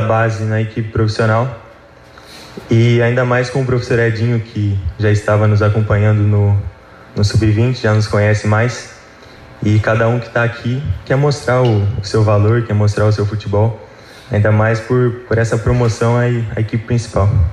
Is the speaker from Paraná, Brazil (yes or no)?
yes; Guarapuava, Paraná, Brazil; also born or lived in Cascavel; now in Londrina, Brazil; eu sou de Guarapuava